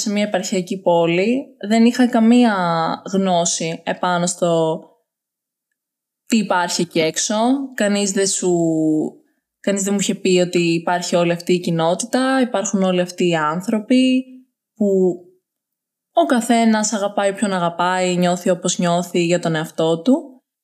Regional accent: Larissa, Thessaly, Greece; Σήμερα είμαι 20 χρονών, μεγάλωσα στη Λάρισα

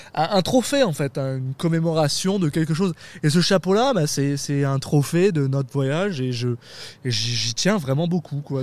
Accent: France; moved away; je suis français

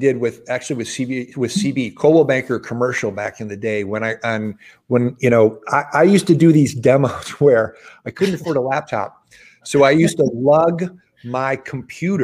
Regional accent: Midwest, United States; moved away as an adult; also born or lived in Los Angeles, California; I grew up in the Midwest, and I moved to Los Angeles specifically to get in commercial real estate.

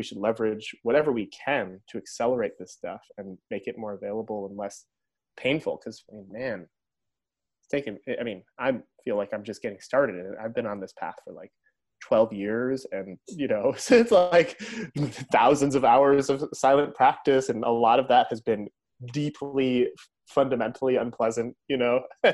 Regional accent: upstate New York, United States; moved away; I'm here at my mom's house in upstate New York right now.

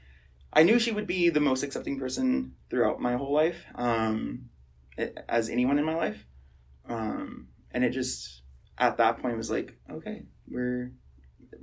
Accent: Tennessee, United States; I grew up in Tennessee, so kind of a pretty southern state

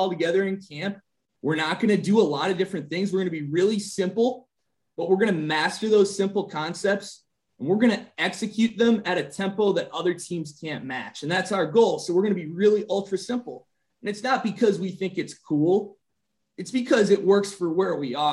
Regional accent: Green Bay, Wisconsin, United States; moved away; also born or lived in Minnesota; I'm originally from, you know, the state of Wisconsin. I'm from Green Bay

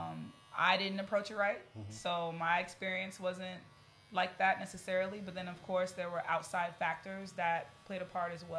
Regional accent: Chicago, Illinois, United States; I am from Chicago. I was born in Chicago, the south side of Chicago

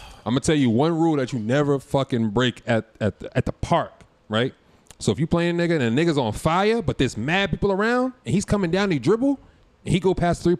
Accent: Boston, Massachusetts, United States; Growing up in Boston

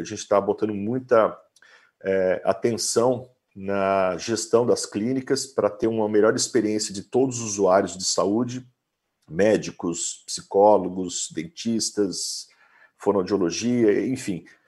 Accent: Guaratinguetá, São Paulo, Brazil; Eu sou do interior de São Paulo, nasci em Guaratinguetá, uma cidade era pequena na época

